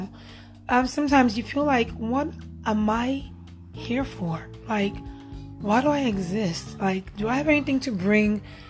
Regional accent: Nigeria; moved away; I'm actually Nigerian born, but I'm also a citizen here as well

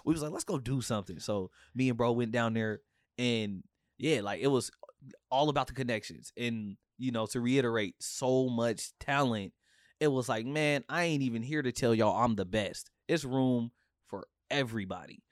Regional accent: Portland, Oregon, United States; I'm from Portland, Oregon

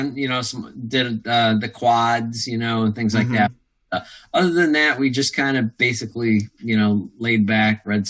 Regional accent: Midwest, United States; I grew up in the Midwest

